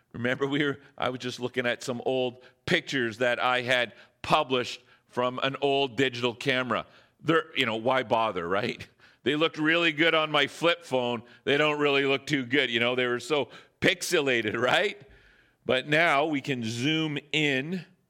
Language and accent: English; Northern Ontario, Canada; now in Squamish, Canada; I'm from Northern Ontario